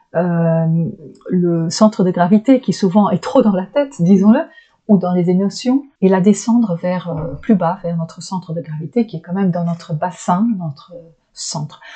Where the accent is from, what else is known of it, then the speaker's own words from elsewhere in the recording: Flanders, Belgium; French is a second language; moved away as an adult; je suis belge donc vous avez déjà pu entendre parfois des drôles de de couacs parce que je, je suis du côté flamand donc, euh, je viens du côté flamand, du nord de la Belgique, et ça, ça parle flamand